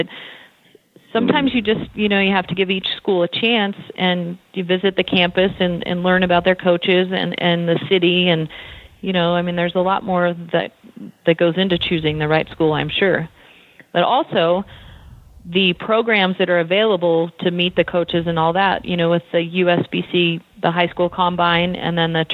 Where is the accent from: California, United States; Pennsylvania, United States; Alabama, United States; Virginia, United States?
California, United States; I had a really good youth growing up in California